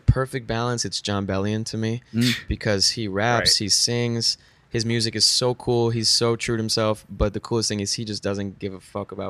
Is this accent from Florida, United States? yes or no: yes; Weston, Florida, United States; now in Los Angeles, United States; Yeah, Weston, Florida. Shout out Weston.